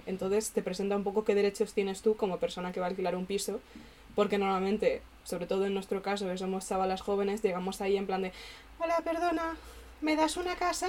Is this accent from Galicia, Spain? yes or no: yes; Galicia, Spain; moved away as an adult; now in Madrid, Spain; cuando vuelvo a Galicia